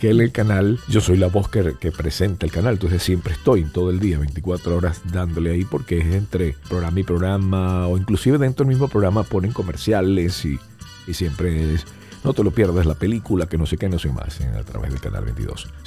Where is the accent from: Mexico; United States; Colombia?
United States; yo, siendo americano, no me pongo la vacuna china